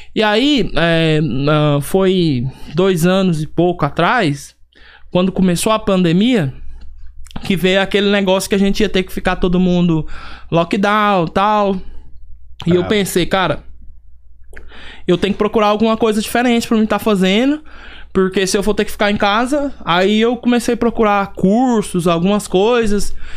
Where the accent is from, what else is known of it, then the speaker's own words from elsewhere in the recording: Goiânia, Goiás, Brazil; moved away as an adult; now in United States; sou natural de Goiânia, Goiás